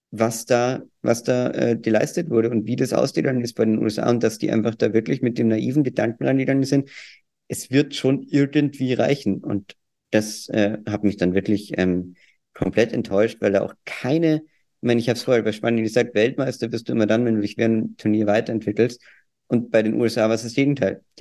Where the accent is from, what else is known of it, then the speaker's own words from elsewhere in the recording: Austria; Ich habe keine Worte mehr für Deutschland. Äh, bin ja auch Österreicher.